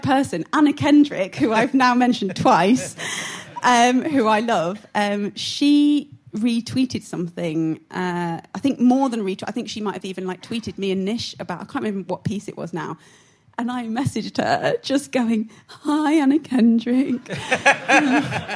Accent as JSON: {"language": "English", "town": "Syston", "region": "East Midlands", "country": "United Kingdom", "tie": "born or raised there", "said": "I'm from Syston"}